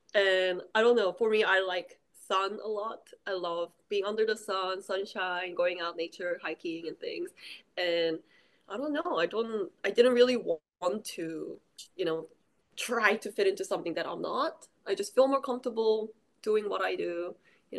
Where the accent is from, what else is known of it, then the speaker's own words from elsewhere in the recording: New Zealand; English is a second language; also born or lived in Daegu, South Korea; now in South Korea; I was born in this area called Daegu, which is like the mountain surrounded area. It's not like the like super countryside or anything. It's a big city. It's like the third biggest city, but it's not Seoul or Busan. And when I was 10, I moved to New Zealand